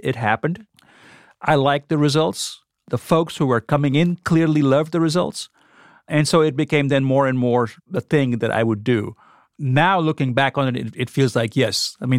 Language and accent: English; Oxford, Mississippi, United States; I grew up here. I work here. And so I guess you get this question, you know, a lot of times, where are you from? And then you say Oxford, Mississippi, and followed by, no, where are you really from?